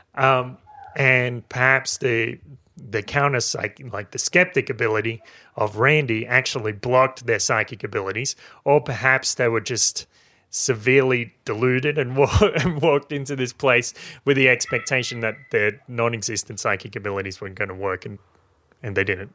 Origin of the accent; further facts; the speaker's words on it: Maitland, New South Wales, Australia; my hometown in Maitland